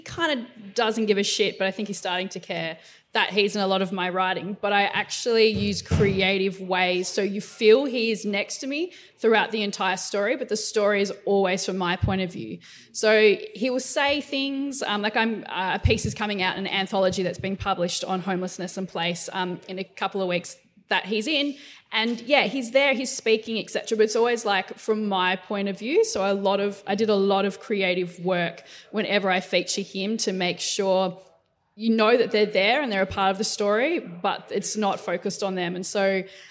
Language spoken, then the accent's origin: English; Tasmania, Australia; moved away; also born or lived in Melbourne; we're originally from Tasmania